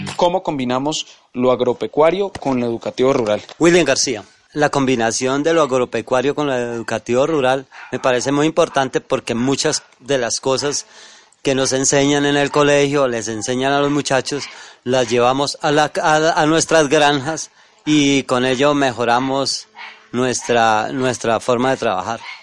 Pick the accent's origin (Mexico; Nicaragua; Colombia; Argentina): Colombia; Guayabal, Valle del Cauca; soy del corregimiento de Guayabal